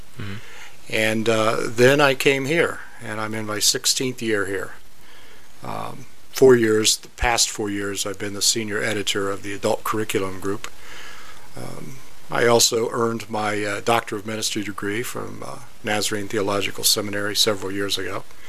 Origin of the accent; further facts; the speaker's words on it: Ohio, United States; also born or lived in Kentucky; Well, actually, I was born in Kentucky. Okay. And I grew up in Ohio, so I guess by that token, I'm a Midwest boy. My father was a Pilgrim Holiness pastor, so we moved around a lot.